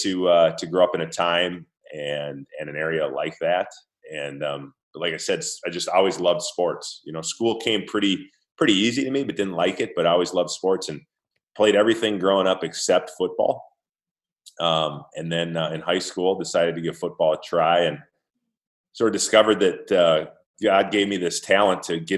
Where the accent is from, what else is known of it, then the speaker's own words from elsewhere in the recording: Minnesota, United States; my hometown team, the Minnesota Vikings